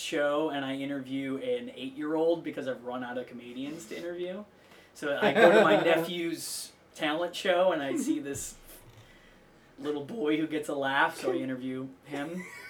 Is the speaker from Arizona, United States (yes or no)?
no; Milwaukee, Wisconsin, United States; now in Los Angeles, United States; I'm from Milwaukee.